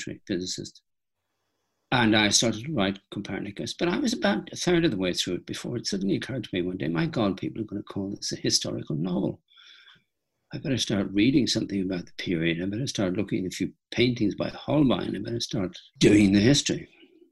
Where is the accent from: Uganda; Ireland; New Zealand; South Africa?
Ireland; I'm Irish